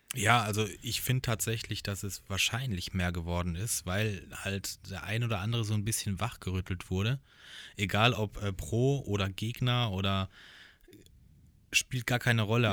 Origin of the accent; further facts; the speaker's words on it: Hochschwarzwald, Baden-Württemberg, Germany; ich bin ja praktisch im Hochschwarzwald groß geworden